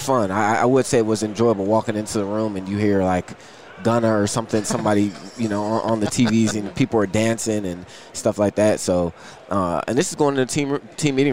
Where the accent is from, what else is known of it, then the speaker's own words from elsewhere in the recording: Akron, Ohio, United States; also born or lived in Cuyahoga Falls; I went to CVCA, so I'm actually from Akron.